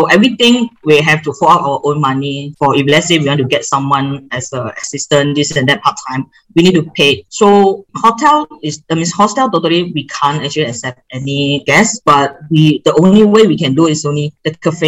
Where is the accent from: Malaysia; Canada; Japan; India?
Malaysia; Kuala Selangor, Selangor; moved away; this is my hometown